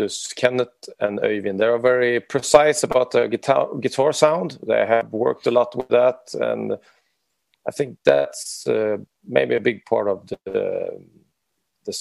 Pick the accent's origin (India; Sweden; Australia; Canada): Sweden; moved away as an adult; also born or lived in Oslo, Norway; now in Norway; We're located in Norway, Oslo, Norway, but I'm Swedish. So I'm a foreign